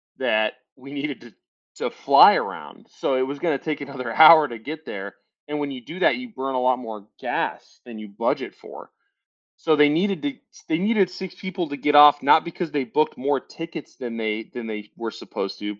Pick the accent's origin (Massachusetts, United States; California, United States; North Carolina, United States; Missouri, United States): California, United States; Moraga; my hometown Moraga, St. Mary's Gales